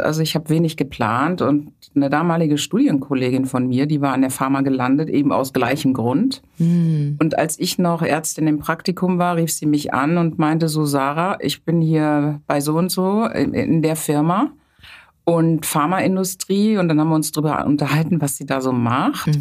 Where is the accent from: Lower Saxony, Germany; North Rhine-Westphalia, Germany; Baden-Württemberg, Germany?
North Rhine-Westphalia, Germany; later near Bonn; moved away as an adult; now in Hamburg, Germany; Also aufgewachsen bin ich auf dem Land. Dort habe ich die gesamte Kindheit verbracht, rechtsrheinisch sozusagen, zusammen mit meiner älteren Schwester. Und in der Pubertät sind wir dann etwas städtischer umgezogen, das heißt in die Nähe von Bonn